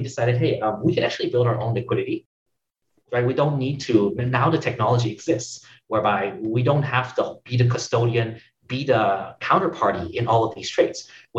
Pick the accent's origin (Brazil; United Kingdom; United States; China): China; Nanjing, Jiangsu; moved away; also born or lived in Hong Kong / Singapore; I'm from China.